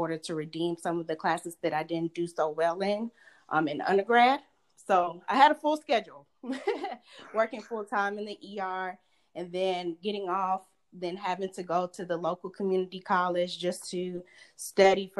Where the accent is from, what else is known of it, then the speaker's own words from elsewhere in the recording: Lithonia, Georgia, United States; moved away as an adult; also born or lived in Florida; I'm originally from Atlanta, Georgia. More specifically, I grew up in Lithonia, Georgia, right outside of Atlanta